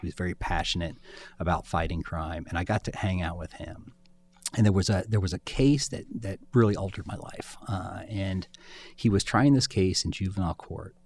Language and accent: English; Springfield, Ohio, United States; I had, I had grown up in, in Clark County.